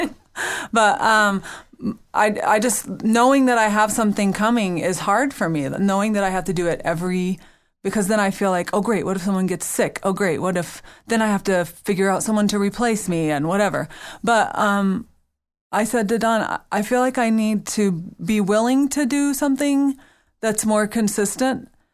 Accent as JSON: {"language": "English", "region": "the South", "country": "United States", "said": "I'm from the South where all you say is nice things, you only think the mean things"}